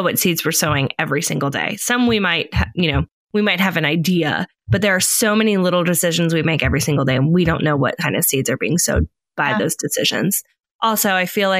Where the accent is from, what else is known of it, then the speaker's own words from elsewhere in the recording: California, United States; moved away; I'm originally from California. We definitely say soda and shopping cart